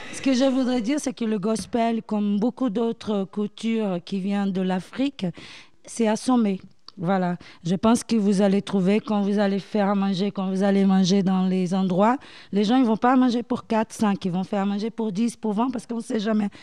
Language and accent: French; Bahia, Brazil; French is a second language; now in France; je viens de Bahia